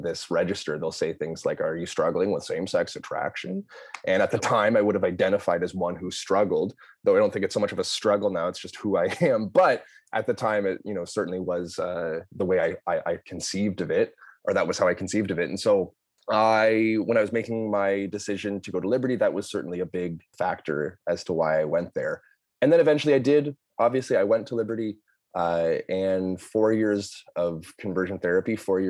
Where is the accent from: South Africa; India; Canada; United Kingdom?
Canada; Toronto, Ontario; moved away as an adult; also born or lived in Lynchburg, Virginia, United States; I am from Toronto, Ontario, Canada, born and raised here